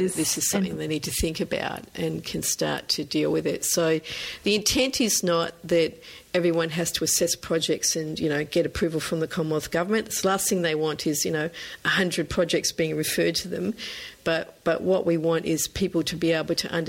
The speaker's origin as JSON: {"language": "English", "country": "Norfolk Island", "tie": "born or raised there", "said": "I grew up on Norfolk Island in the South Pacific"}